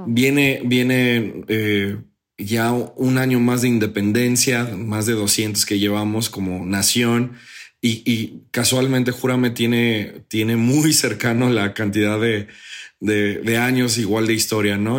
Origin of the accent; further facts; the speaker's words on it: Mexico; todos como buenos mexicanos